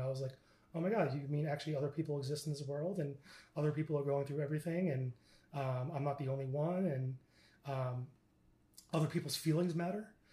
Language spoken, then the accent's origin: English; Stony Brook, New York, United States; I'm originally from New York, and I was born uh, on Long Island, Stony Brook, Long Island